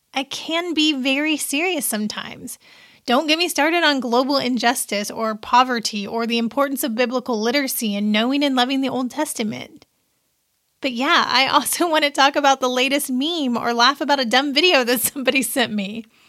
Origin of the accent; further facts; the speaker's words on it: Seymour, Indiana, United States; my little hometown paper from where I grew up in Seymour, Indiana